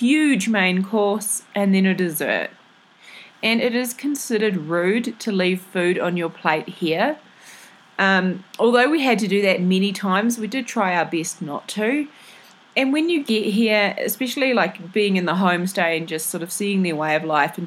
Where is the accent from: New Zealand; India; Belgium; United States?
New Zealand; what I'm used to from New Zealand